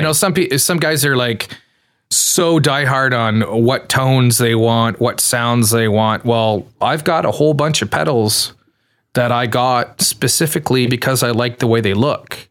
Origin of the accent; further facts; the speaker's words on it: Canada; I'm Canadian